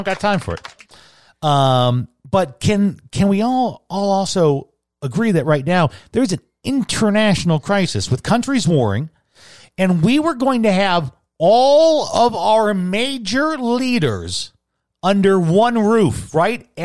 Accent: United States; I'm so American

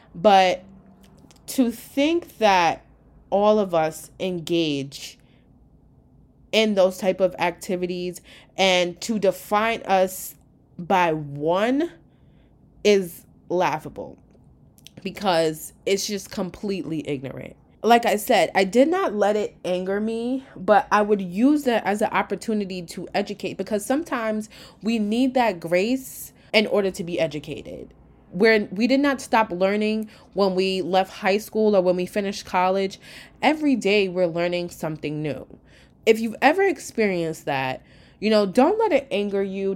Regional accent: New York, United States; I am from New York, where we're just like one big melting pot

